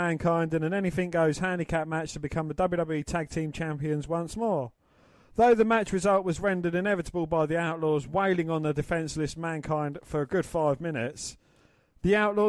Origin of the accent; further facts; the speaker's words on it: England, United Kingdom; we're English.